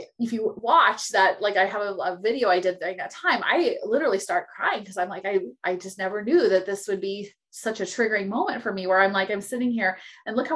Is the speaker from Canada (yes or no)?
no; California, United States; I was born in California.